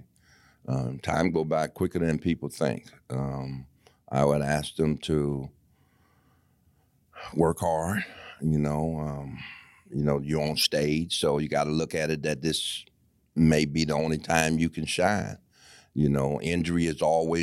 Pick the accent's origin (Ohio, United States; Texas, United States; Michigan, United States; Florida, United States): Michigan, United States; Detroit; I'm from Michigan, obviously from Detroit